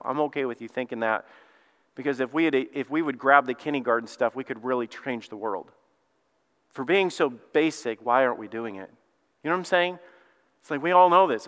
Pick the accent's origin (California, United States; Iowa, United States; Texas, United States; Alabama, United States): Alabama, United States; moved away; I'm from Alabama